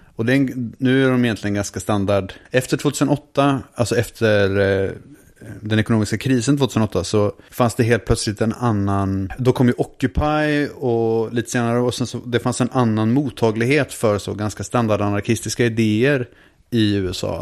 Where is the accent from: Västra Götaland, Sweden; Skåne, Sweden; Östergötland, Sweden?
Östergötland, Sweden; Linköping; Vi är från Linköping båda två